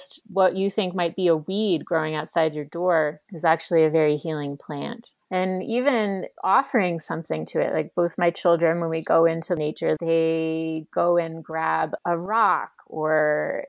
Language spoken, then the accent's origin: English; New York, United States; now in Boulder, United States; I am from New York